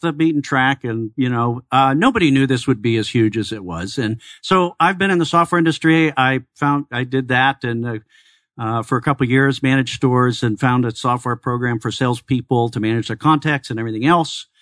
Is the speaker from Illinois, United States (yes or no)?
yes; Chicago, Illinois, United States; also born or lived in Iowa; now in Arizona, United States; I'm originally from Chicago